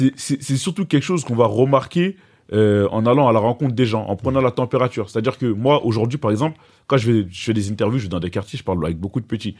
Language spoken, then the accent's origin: French; Gennevilliers, Île-de-France, France; also born or lived in Bamako, Mali; d'où je viens, je viens de Gennevilliers. Donc j'ai grandi cité du lutte.